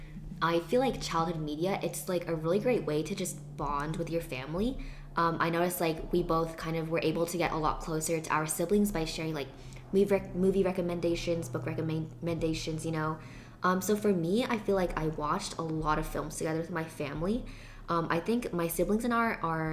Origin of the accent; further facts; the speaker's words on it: Seattle, Washington, United States; moved away; reminds me of just growing up in Seattle